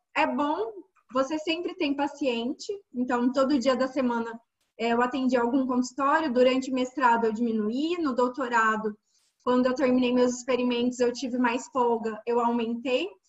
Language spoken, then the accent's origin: Portuguese; Minas Gerais, Brazil; moved away as an adult; also born or lived in Brasília; eu sou de Minas Gerais, já morei em Brasília